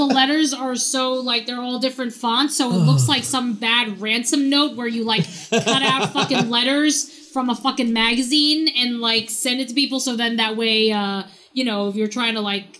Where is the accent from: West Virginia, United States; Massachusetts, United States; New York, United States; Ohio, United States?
New York, United States; we don't have licenses because we're from New York.